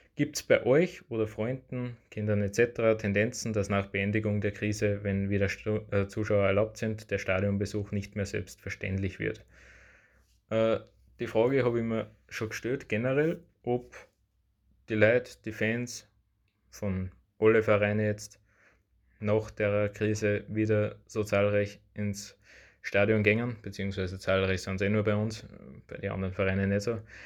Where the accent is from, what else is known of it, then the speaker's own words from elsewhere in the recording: Upper Austria, Austria; ich komme aus Oberösterreich